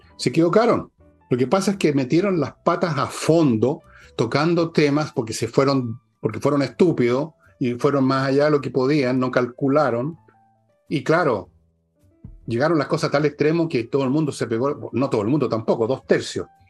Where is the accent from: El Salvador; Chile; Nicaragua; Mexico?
Chile; somos todos chilenos